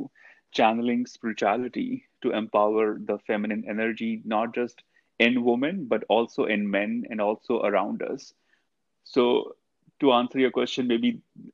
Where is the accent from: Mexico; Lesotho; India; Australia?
India; I grew up in India.